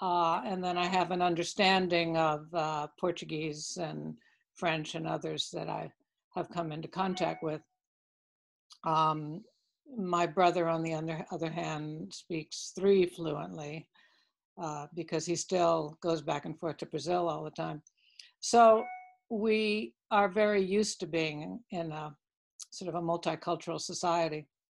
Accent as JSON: {"language": "English", "country": "Cuba", "tie": "born there", "said": "Yes, I was born, actually I was born in Cuba. Had a lot of family there."}